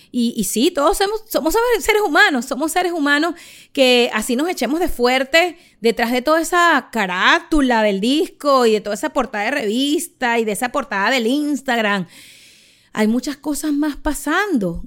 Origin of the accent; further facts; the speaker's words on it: Charallave, Miranda, Venezuela; moved away as an adult; now in Miami, United States; Soy una humilde venezolana criada en Charallave que decidió vivir hace más de dos décadas en Estados Unidos y se convirtió en madre en Miami